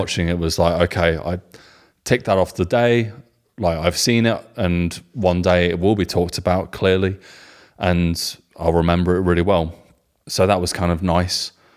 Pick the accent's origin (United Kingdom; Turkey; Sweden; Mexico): United Kingdom; England; being English guys with German wives